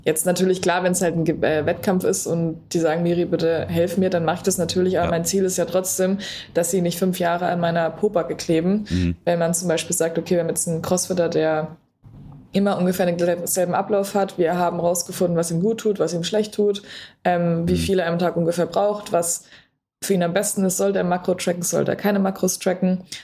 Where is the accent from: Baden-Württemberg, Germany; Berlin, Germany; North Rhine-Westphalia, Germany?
Berlin, Germany; ich komme aus Berlin